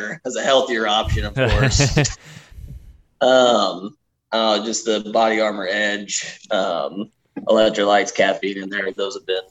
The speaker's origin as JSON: {"language": "English", "town": "Bonne Terre", "region": "Missouri", "country": "United States", "tie": "born or raised there", "said": "I was born in Bon Terre, Missouri"}